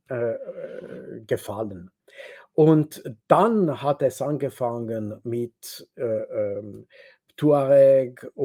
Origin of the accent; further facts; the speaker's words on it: Switzerland; German is a second language; ich bin Schweizer und wenn ich rede mit Franzosen zum Beispiel, ich habe nicht den Eindruck, dass wir, meine Demokratie entspricht die französische Demokratie.